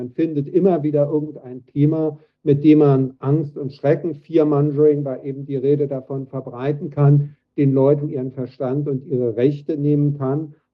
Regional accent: Berlin, Germany; moved away as an adult; now in Lausanne, Switzerland; ich bin 1966 in Berlin-West geboren, also das passt zu dem, was eben war, man muss über 50 sein, das bin ich auch

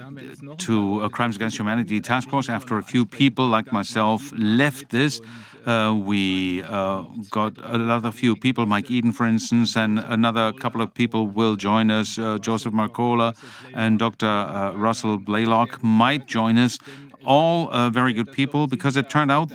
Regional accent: Bremen, Germany; I'm from Bremen

